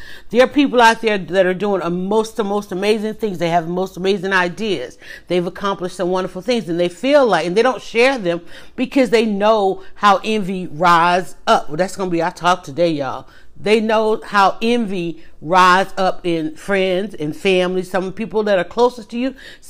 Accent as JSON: {"language": "English", "town": "Atlanta", "region": "Georgia", "country": "United States", "tie": "born or raised there", "said": "Well, I'm actually outside of Atlanta, but I was born and raised in Atlanta, started my family here, and never really lived anywhere else."}